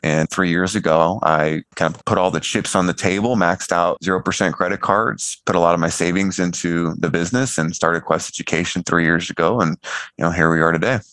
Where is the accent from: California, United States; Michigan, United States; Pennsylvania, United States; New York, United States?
California, United States; I came from California and grew up middle of the road